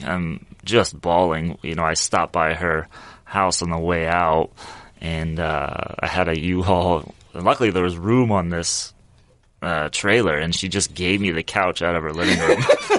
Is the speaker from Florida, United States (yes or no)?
no; Topeka, Kansas, United States; moved away; I grew up in Topeka, Kansas.